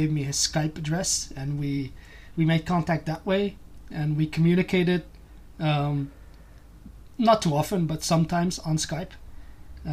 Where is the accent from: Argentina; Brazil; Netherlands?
Netherlands; I was born in the Netherlands